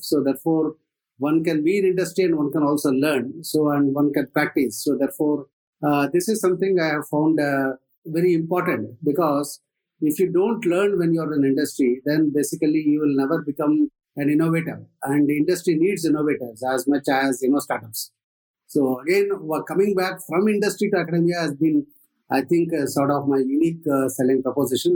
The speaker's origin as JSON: {"language": "English", "region": "southern Andhra Pradesh", "country": "India", "tie": "born or raised there", "also_born_or_lived": "Tamil Nadu / Dhanbad / Penn State", "moved": "as an adult", "lives_now": "Bangalore, India", "said": "I did my uh, schooling largely in Andhra Pradesh, in uh, southern Andhra Pradesh, but I was born in Tamil Nadu."}